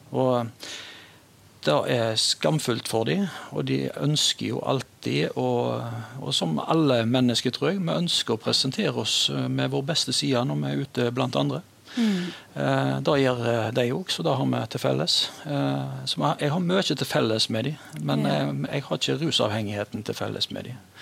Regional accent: Stord, Vestland, Norway; jeg er eh, født og oppvokst på Stord

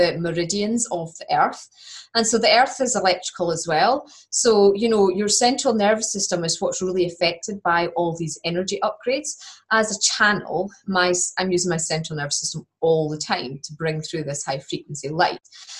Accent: Scotland, United Kingdom; accent: Scottish; my Scottish accent

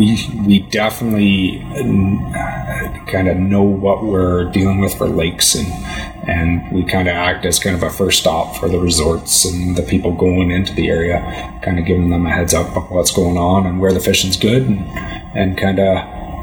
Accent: Chilliwack, British Columbia, Canada; I grew up in Chilliwack, actually. I was a farmer by trade down there.

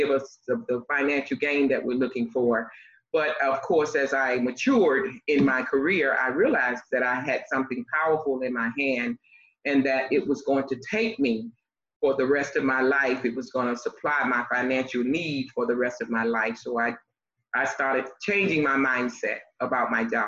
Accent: Miami, Florida, United States; also born or lived in North Carolina; Originally, I was born in North Carolina, and of course, my mom moved me to Miami at the age of 2, from my understanding, because I don't remember. But I was raised in Miami

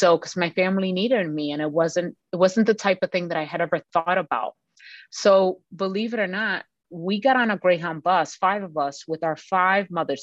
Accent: New York City, New York, United States; Three of us were raised, born and raised in Brooklyn, New York, in my neighborhood of Sunset Park.

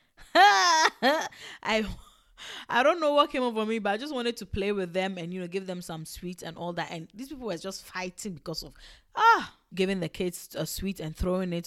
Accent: Togo; I'm not Ewe from Ghana, I'm Ewe from Togo, like, I'm actually Togolese

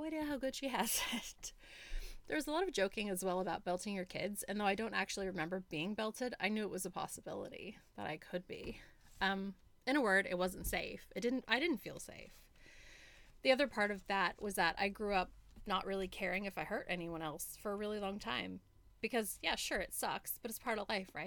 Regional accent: United States; moved away as an adult; now in Australia; growing up in America

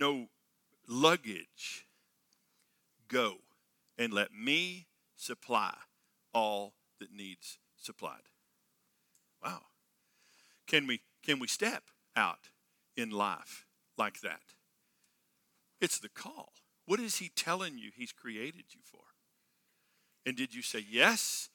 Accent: Texas, United States; I grew up in Texas on a farm and ranch

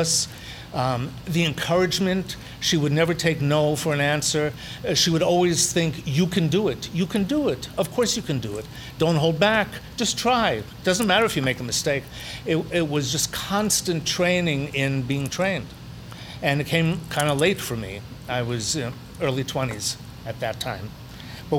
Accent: New York, United States; I grew up in Brooklyn, New York

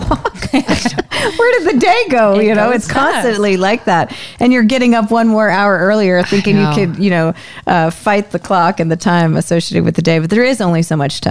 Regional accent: Northeast, United States; I'm from the Northeast

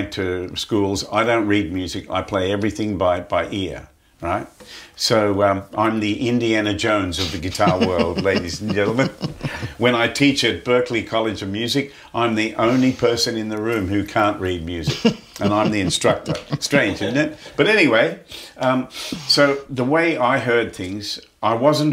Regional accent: Muswellbrook, New South Wales, Australia; I was born in a place called Musselbrook, which was about five hours north west

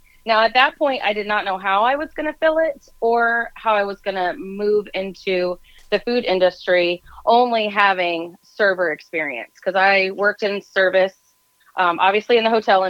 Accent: South Florida, United States; now in Tennessee, United States; when I was growing up in South Florida, we had, you know, the access to so much fresh food, tropical food.

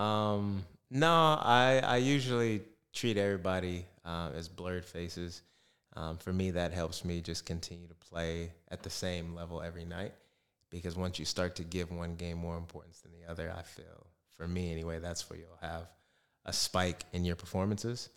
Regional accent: Arizona, United States; moved away as an adult; now in Perth, Australia; I'm still from Arizona

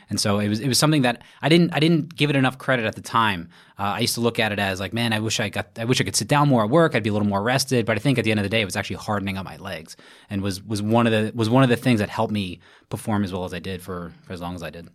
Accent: New York City, New York, United States; from Brooklyn, New York, born and raised.

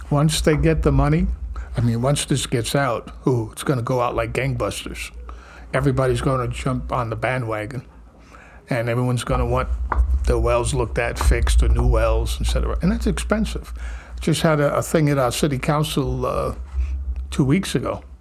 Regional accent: New Jersey, United States; now in Milford, United States; I have been the mayor for two years. I've spent 11 years in the politics of Milford, and I am a transplant from North Jersey.

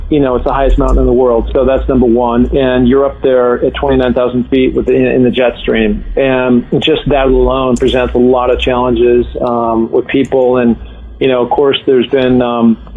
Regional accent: Seattle, Washington, United States; as a young kid growing up in Seattle on View Ridge Playfield

